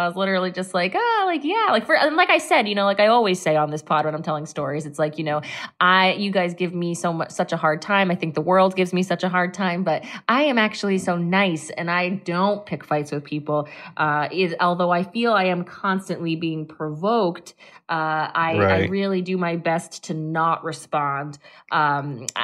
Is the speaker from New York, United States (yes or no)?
no; Massachusetts, United States; moved away as an adult; I'm from Massachusetts